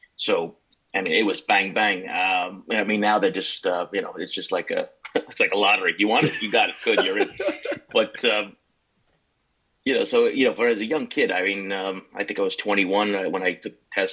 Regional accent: Levittown, New York, United States; also born or lived in Brooklyn, New York; We grew up in Levittown

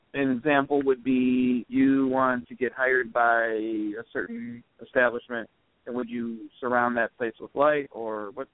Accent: Cleveland Heights, Ohio, United States; also born or lived in Mayfield, Ohio; Guess where I grew up. Where? Cleveland Heights.

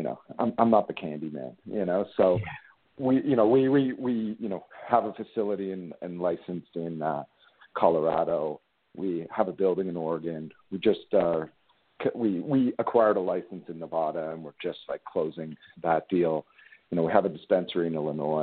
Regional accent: Canada; Being a Canadian boy

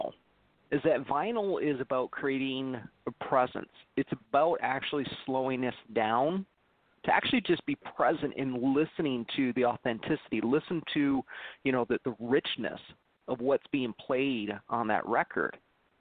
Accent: Detroit, Michigan, United States; I'm from Motown

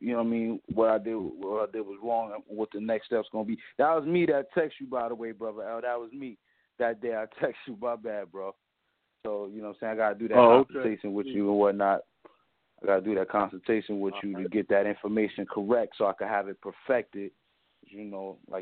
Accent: New York City, New York, United States; I'm from New York, B. I'm from the city, yo.

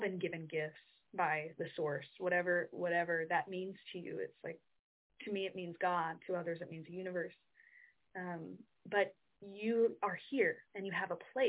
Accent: Midwest, United States; now in New York City, United States; I'm from the Midwest, we're kind of brought up to be respectful

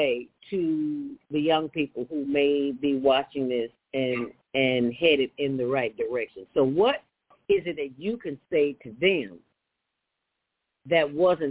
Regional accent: Chicago, Illinois, United States; I grew up in the city of Chicago.

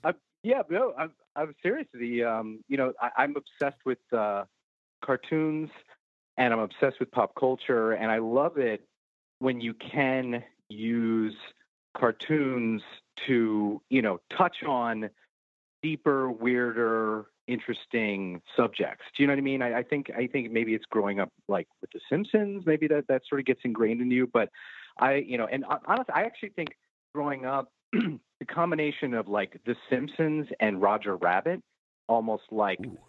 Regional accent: New York City, New York, United States; We've had my studio running in Brooklyn for 22 years now

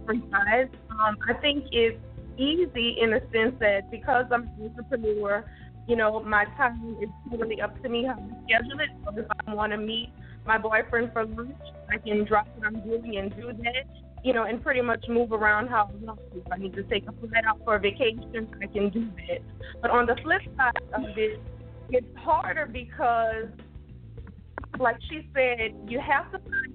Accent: Louisiana, United States; I'm a Louisiana native.

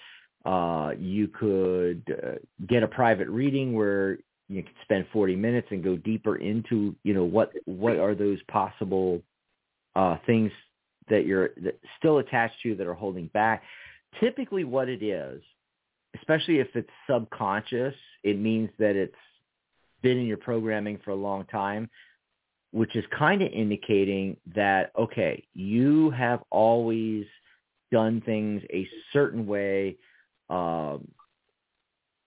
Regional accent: East Coast, United States; now in Arizona, United States; I grew up on the East Coast, escaped to the West Coast.

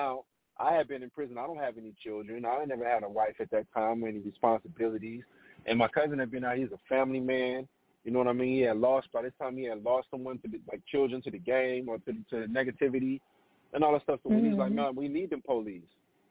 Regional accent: New Orleans, Louisiana, United States; I grew up in New Orleans

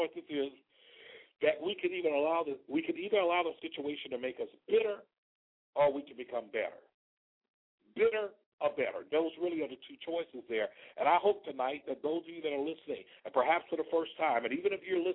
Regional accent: Selma, Alabama, United States; now in Palm Beach, United States; I'm a native of Alabama from a little city you may have heard of called Selma.

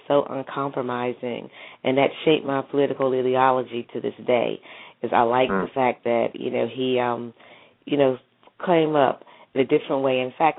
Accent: Gulfport, Mississippi, United States; when I was growing up in Gulfport, Mississippi, and this was in the 80s

